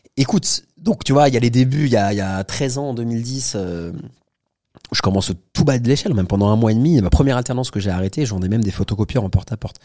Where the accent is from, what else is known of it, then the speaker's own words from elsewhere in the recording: Paris, Île-de-France, France; j'ai 37 ans, je suis né à Paris